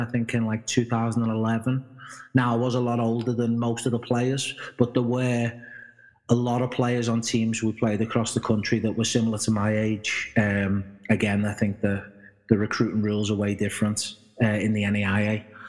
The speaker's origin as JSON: {"language": "English", "town": "Liverpool", "region": "North West England", "country": "United Kingdom", "tie": "born or raised there", "said": "being brought up in Liverpool and probably England"}